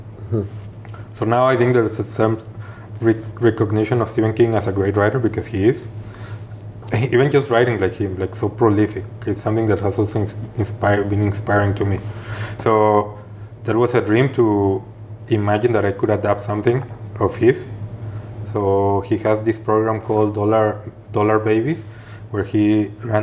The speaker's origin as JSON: {"language": "English", "town": "Guadalajara", "region": "Jalisco", "country": "Mexico", "moved": "as an adult", "lives_now": "Geneva, Switzerland", "said": "I'm from Guadalajara"}